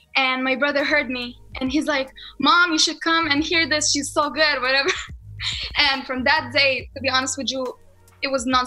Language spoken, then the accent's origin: English; Palestine; accent: Palestinian; I love my people